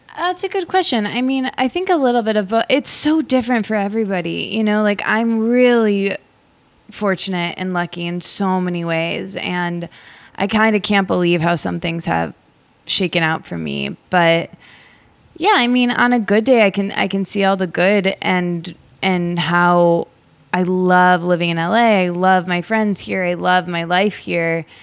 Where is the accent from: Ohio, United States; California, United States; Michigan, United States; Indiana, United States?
Michigan, United States; also born or lived in Detroit; I grew up in Michigan in a small college town, and I lived in Detroit for a while after college